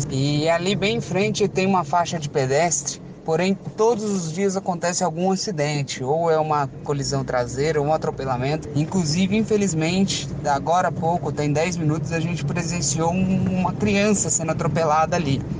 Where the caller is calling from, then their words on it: Jacareí, São Paulo, Brazil; sou de Jacareí.